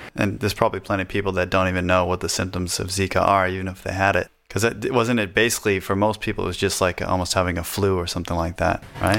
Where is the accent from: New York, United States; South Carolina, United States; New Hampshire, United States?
New Hampshire, United States; we're from New Hampshire, which has no state sales tax or income tax